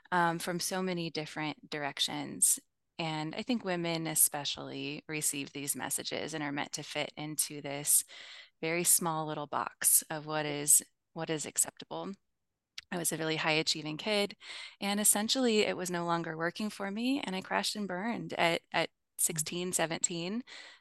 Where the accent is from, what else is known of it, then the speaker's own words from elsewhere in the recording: Midwest, United States; I grew up in the Midwest in the U.S., which is where I live now as well